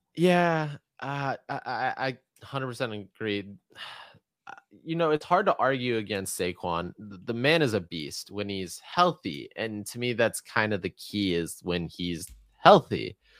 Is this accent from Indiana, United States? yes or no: no; Atlanta, Georgia, United States; as a kid growing up in Atlanta, I never ever saw anybody playing street hockey